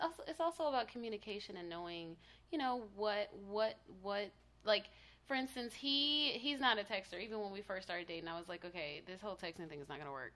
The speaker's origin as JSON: {"language": "English", "town": "Tallahassee", "region": "Florida", "country": "United States", "moved": "yes", "lives_now": "Los Angeles, United States", "said": "I am from Tallahassee, Florida"}